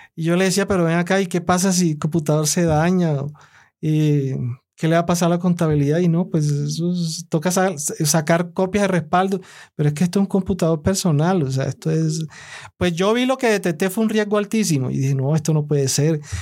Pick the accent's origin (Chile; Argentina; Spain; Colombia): Colombia; El Carmen de Bolívar, Bolívar; yo soy de la costa. Yo vengo, nací en el Carmen de Bolívar. Toda mi infancia fue allá